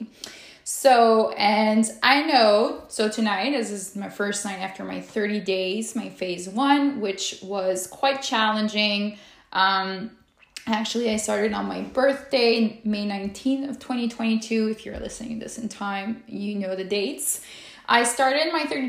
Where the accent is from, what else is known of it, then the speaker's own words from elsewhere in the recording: Quebec City, Quebec, Canada; I am from Quebec City, Canada